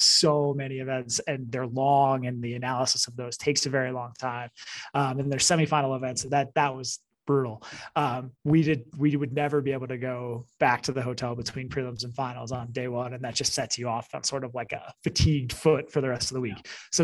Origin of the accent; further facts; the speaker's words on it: Boston, Massachusetts, United States; now in Colorado, United States; I'm from Boston and live in Colorado